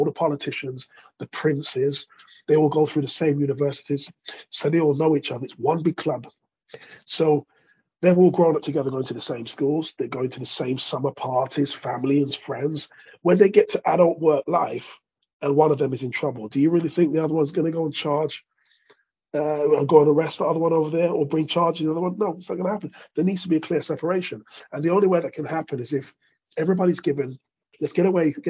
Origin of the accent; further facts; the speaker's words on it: United Kingdom; moved away as an adult; also born or lived in Spain / Greece / Norway / Sweden; now in London, United Kingdom; I was born to Jamaican immigrants here in Britain. I left where I grew up, moved to London. I'm not actually from London